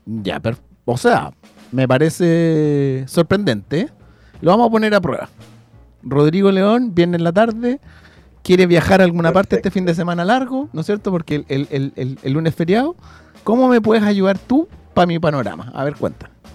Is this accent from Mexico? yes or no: no; Chile; A los chilenos siempre se nos pega cuando vamos para todos lados